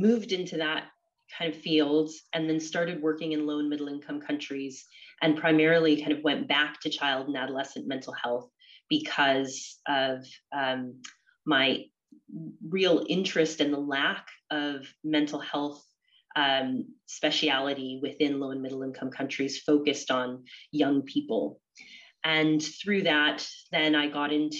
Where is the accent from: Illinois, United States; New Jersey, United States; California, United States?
California, United States; moved away as an adult; also born or lived in Oxford, United Kingdom; now in London, United Kingdom; I'm originally from California